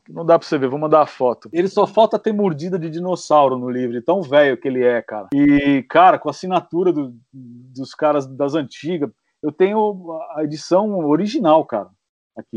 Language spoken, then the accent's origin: Portuguese; Santo André, São Paulo, Brazil; sou de Santo André